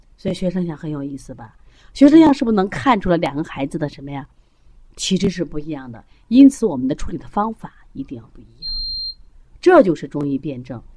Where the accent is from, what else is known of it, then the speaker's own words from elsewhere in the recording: China; 我们中国人的骄傲